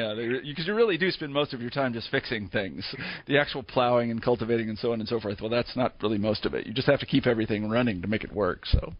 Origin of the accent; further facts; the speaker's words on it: Kansas, United States; now in Iowa, United States; I grew up in Kansas